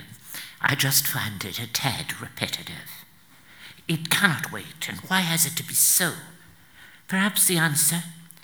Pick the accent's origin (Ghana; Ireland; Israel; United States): Ireland; Newmarket-on-Fergus, County Clare; also born or lived in Limerick; I'm from Newmarket in Fergus County Clare. That I was reared from the age of 5 there. I was born in Limerick.